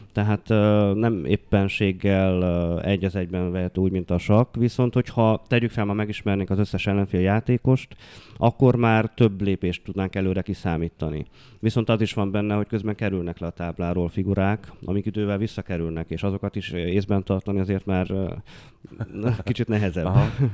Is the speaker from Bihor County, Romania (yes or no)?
no; Odorheiu Secuiesc, Harghita County, Romania; now in Cluj-Napoca, Romania; Hát én udvarhelyi vagyok, ugye, de hogy, ö, Kolozsváron tevékenykedem